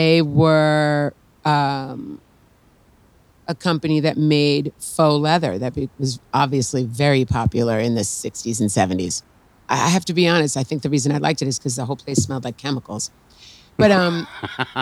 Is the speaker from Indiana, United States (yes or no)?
no; New York City, New York, United States; also born or lived in Long Island, New York; I was born in the Bronx, grew up in New York and Long Island